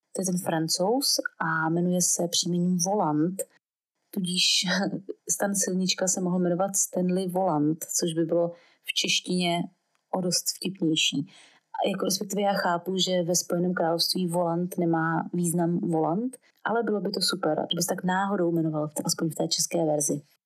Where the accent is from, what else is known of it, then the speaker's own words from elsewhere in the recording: Brno, South Moravian Region, Czechia; jakožto rodilá Brňačka, s osmi generací Brňáků